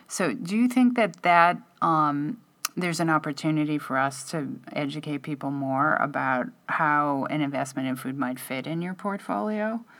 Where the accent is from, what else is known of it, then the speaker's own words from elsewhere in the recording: Midwest, United States; I'm from the Midwest